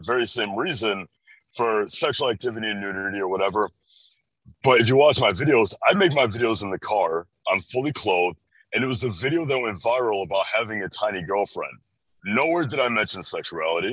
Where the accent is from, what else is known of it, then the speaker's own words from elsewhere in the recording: Chicago, Illinois, United States; I'm from Chicago, Illinois, born and raised just around this area in general